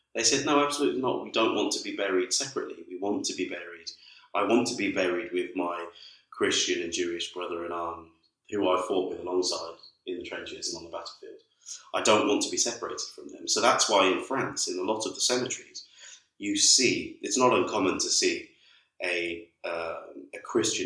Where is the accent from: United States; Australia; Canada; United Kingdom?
United Kingdom; being British